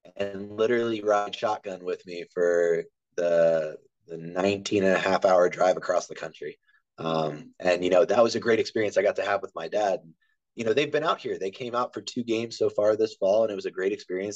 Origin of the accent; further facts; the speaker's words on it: Harford County, Maryland, United States; moved away; also born or lived in West Virginia; I'm actually from Maryland, um, Harford County, Maryland. I'm about 45 minutes east of Baltimore County